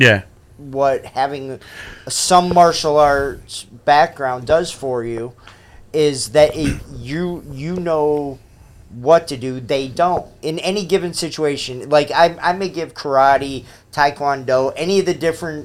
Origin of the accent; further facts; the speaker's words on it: northwestern Pennsylvania, United States; moved away; where I come from, small town, but there wasn't a lot to do. And so I'm from northwestern Pennsylvania.